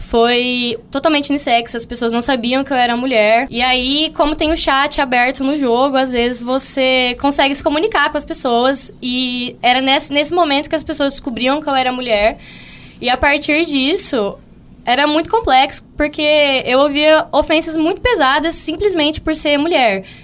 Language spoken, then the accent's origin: Portuguese; São Paulo, Brazil; now in Mato Grosso do Sul, Brazil; É, aqui, eu sou do estado de São Paulo, né?